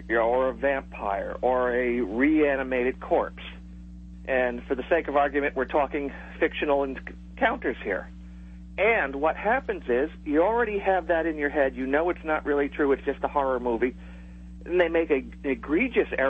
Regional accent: Haverhill, Massachusetts, United States; moved away as an adult; now in Florida, United States; my hometown of Haverhill, Mass.

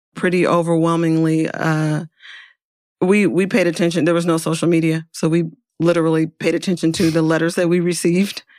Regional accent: Oakland, California, United States; I'm from Oakland

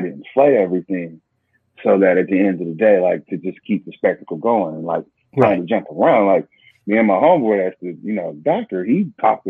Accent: Northeast Ohio, United States; I grew up in Northeast Ohio

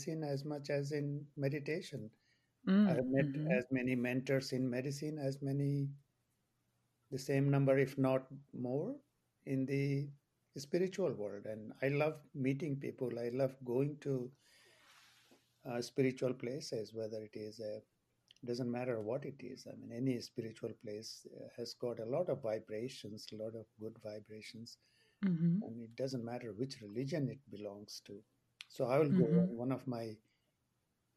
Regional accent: India; moved away as an adult; also born or lived in England / Boston, United States; now in Maine, United States; I grew up in India and we moved to England after my finishing my medical school

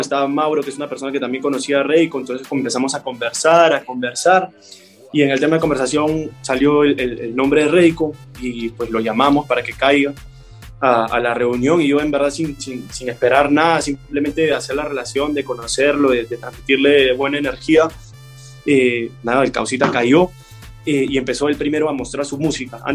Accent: Peru; moved away as an adult; now in Medellín, Colombia; en mi país

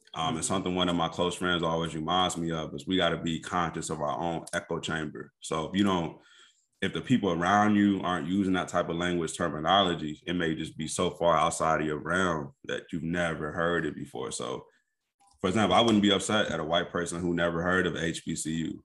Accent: Kankakee, Illinois, United States; moved away as an adult; also born or lived in Indianapolis, Indiana; now in Chicago suburbs, United States; I was born and raised in Kankakee

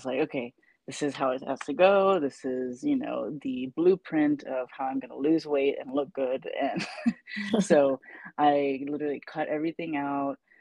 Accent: Saipan, Northern Mariana Islands; moved away; I'm originally from Saipan

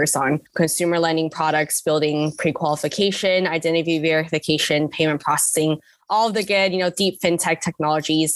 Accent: Fremont, California, United States; also born or lived in Pittsburgh; I was born and raised in the Bay Area in East Bay in Fremont, California

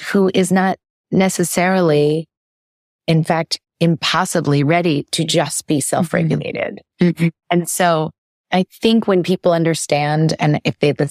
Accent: New York City, New York, United States; moved away as an adult; now in California, United States; I moved to California over the pandemic and I lived in New York City before that, and I grew up in New York City

